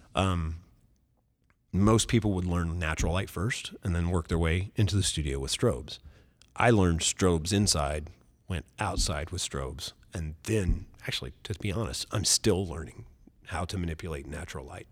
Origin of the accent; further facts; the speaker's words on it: Oakland City, Indiana, United States; I'm from Oakland City, Indiana.